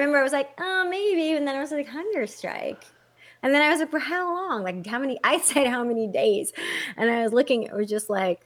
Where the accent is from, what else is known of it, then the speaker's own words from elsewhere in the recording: Texas, United States; now in California, United States; I am a U.S. born citizen. Very much. I'm from Texas. I've been here forever. In California, obviously, I'm an American citizen.